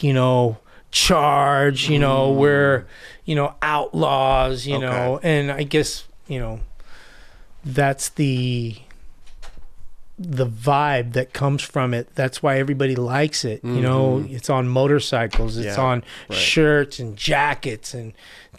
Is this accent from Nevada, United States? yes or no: no; Los Angeles, California, United States; also born or lived in Hawaii; I grew up in Koreatown right off of Wilshire and Western.